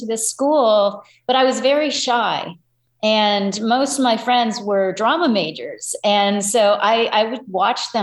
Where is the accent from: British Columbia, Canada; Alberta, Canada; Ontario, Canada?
Ontario, Canada; Toronto; now in United States; I was born in Toronto and grew up in Canada